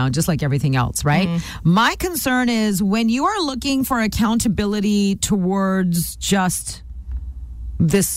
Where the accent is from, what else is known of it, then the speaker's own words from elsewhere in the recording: Canada; My parents were immigrants from India. I'm first generation Canadian